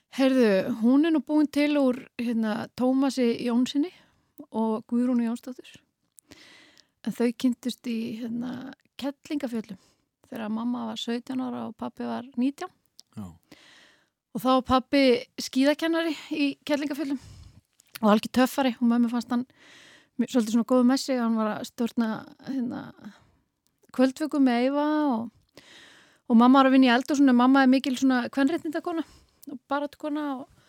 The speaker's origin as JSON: {"language": "Icelandic", "country": "Norway", "tie": "born or raised there", "moved": "yes", "lives_now": "Iceland", "said": "ég ólst upp í Norri"}